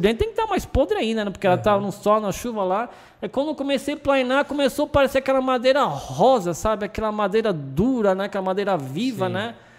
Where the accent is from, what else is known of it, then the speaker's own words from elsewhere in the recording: Brazil; also born or lived in Argentina; fui criado aqui no Brasil durante muito tempo